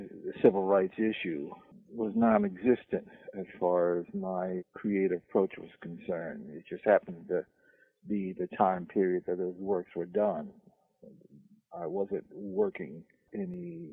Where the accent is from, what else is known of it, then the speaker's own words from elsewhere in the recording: Philadelphia, Pennsylvania, United States; I was from Philadelphia